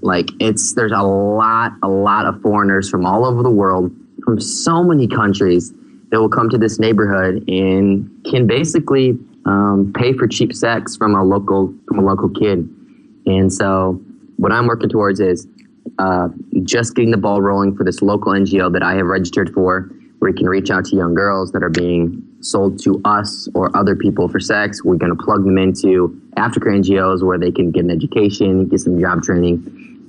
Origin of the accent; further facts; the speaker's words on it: Michigan, United States; moved away as an adult; now in Phnom Penh, Cambodia; I grew up in Michigan